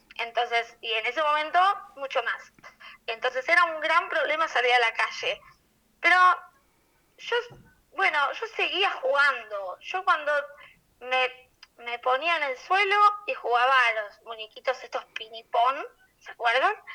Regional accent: Argentina; yo soy argentina

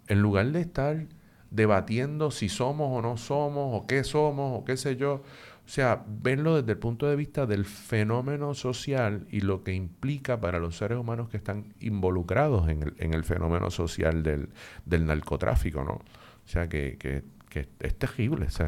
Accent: Puerto Rico; somos los boricuas y las boricuas

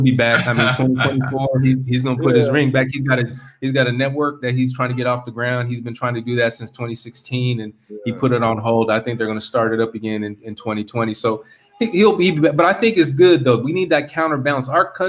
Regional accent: California, United States; I'm from California, so it's tough, man.

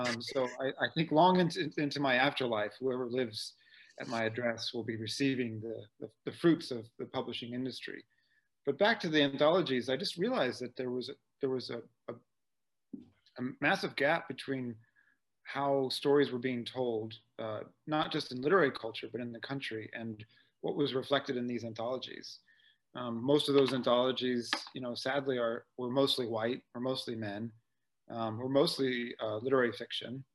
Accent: Sacramento, California, United States; also born or lived in Ohio / Pennsylvania; I was born in Ohio and grew up in Pennsylvania, but I moved back to Sacramento as a kid and went to high school there, graduated there.

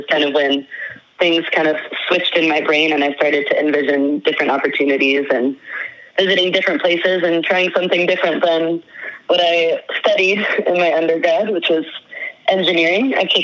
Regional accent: northern Idaho, United States; moved away as an adult; I grew up in Idaho, in northern Idaho

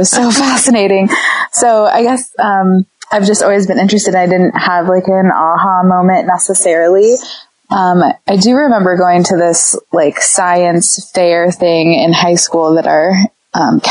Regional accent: Iowa, United States; I grew up in Iowa.

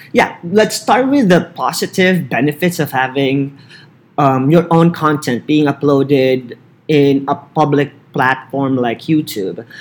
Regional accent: Philippines; English is a second language; moved away as an adult; also born or lived in Barstow, California; now in California, United States; As a Filipino citizen

